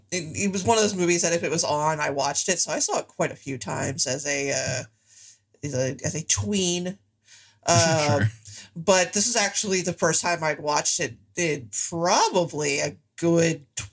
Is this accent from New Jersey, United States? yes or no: yes; Atlantic City, New Jersey, United States; It really made me homesick for my hometown of Atlantic City.